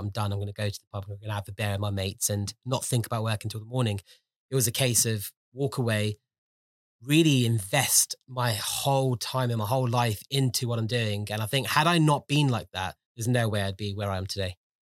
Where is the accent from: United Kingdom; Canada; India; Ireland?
United Kingdom; London; I was born and brought up in London. I was, um, born and brought up in West London